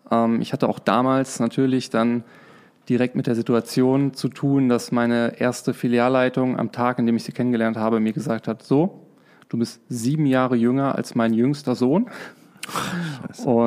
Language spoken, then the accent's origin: German; Trier, Rhineland-Palatinate, Germany; also born or lived in Dortmund; Also, geboren bin ich in Dortmund, ähm, zur Schule gegangen in Trier, studiert in Lörrach, ähm, danach gearbeitet im Ruhrgebiet.